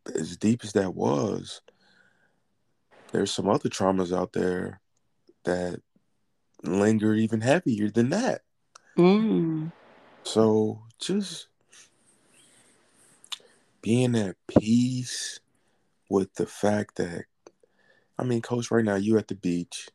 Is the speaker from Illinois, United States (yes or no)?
yes; Chicago, Illinois, United States; also born or lived in Los Angeles; I'm from Chicago, where it's a lot of homicides